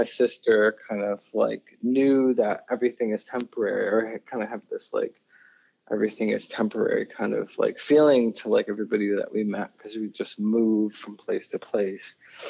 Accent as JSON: {"language": "English", "region": "New Mexico", "country": "United States", "tie": "born there", "said": "I was born in New Mexico, and I was born on an Air Force base because my dad was in the Air Force."}